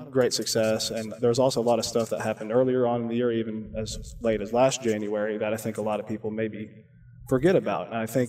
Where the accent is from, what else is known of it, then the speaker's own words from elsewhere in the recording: Madison, Alabama, United States; I am a North Alabama guy. I've lived here my whole life. I went to Bob Jones High School. I grew up in Madison, but I've lived off County Line Road my whole life. So I've always been like right next to Limestone.